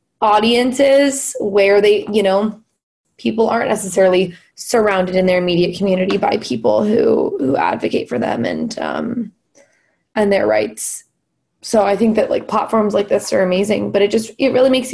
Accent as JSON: {"language": "English", "town": "Los Angeles", "region": "California", "country": "United States", "tie": "born or raised there", "moved": "as an adult", "lives_now": "Philadelphia, United States", "said": "I'm from Los Angeles, and LA in itself is a pretty progressive place comparatively, you know, compared to the rest of the country. And I feel like I was in my own little like liberal bubble in high school and kind of growing up."}